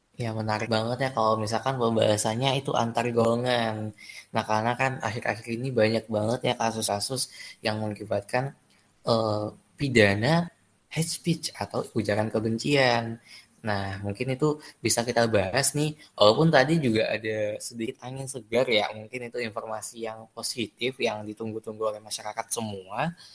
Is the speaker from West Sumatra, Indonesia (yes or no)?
yes; Minangkabau, West Sumatra, Indonesia; suku aku tuh sukunya suku Minang